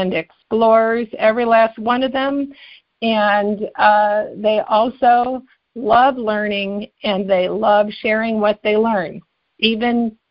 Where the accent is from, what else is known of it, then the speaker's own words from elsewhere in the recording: Cleveland, Ohio, United States; also born or lived in New Jersey; I grew up in both in Cleveland and New Jersey, but we were in Cleveland then